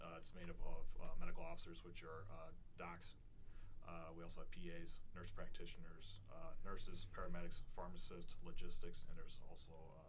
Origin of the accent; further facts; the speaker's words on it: Nebraska, United States; moved away; because I'm from the Midwest. I grew up in Nebraska